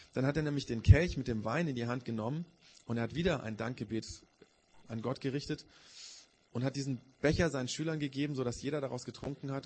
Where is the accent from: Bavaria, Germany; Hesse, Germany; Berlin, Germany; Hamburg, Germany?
Bavaria, Germany; Augsburg; bei uns in Augsburg